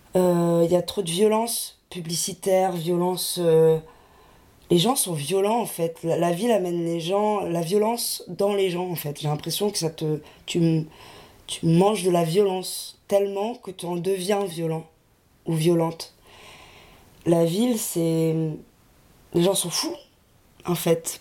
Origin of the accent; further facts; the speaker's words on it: Lille, Hauts-de-France, France; je viens de Lille